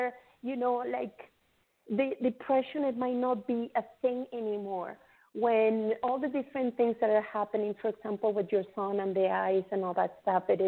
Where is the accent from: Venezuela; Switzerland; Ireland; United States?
Venezuela; now in Canada; I come from Venezuela. I grew up. I came to Canada in 2001, so I have been here for 18 years already